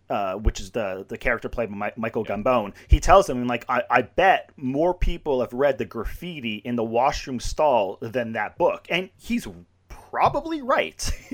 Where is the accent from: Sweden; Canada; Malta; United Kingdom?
Canada; I grew up in Canada